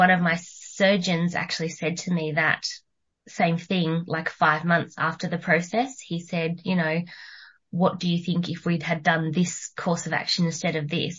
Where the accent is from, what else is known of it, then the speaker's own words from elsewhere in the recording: Murwillumbah, New South Wales, Australia; now in Jerrabomberra, Australia; I grew up in Mwoolumbah, which was is a little country town on the border of New South Wales and Queensland.